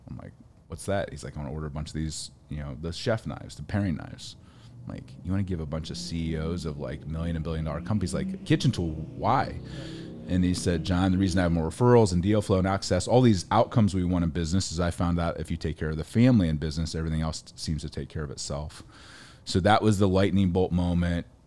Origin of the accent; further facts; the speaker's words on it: Ohio, United States; I grew up in Ohio, farm kid, forty-seven acres